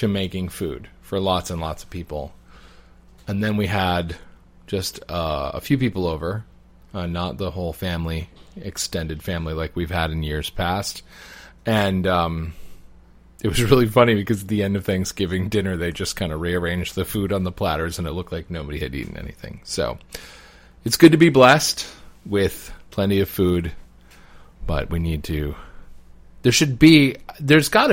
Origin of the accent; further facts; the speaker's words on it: United States; as an American Catholic, born and raised